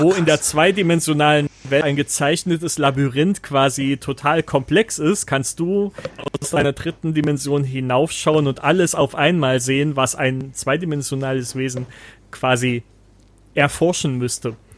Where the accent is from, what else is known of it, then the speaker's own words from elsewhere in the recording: East Germany, Germany; moved away as an adult; wir kommen ja aus dem Osten